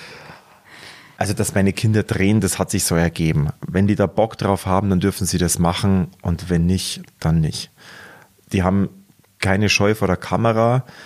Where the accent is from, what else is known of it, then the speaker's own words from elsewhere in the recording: Munich, Bavaria, Germany; accent: Munich dialect (Bavarian); ich möchte schon den authentischen Münchner Ton beibehalten